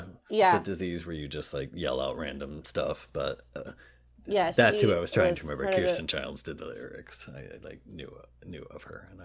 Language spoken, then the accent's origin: English; Indiana, United States; moved away as an adult; I was desperate to leave my home state of Indiana.